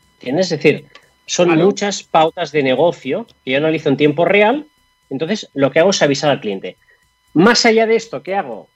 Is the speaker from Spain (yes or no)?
yes; Catalonia, Spain; now in Madrid, Spain; Yo estoy en Madrid. Yo estoy en Madrid y yo soy catalán. Eh, ya hace 20 años que vivo en Madrid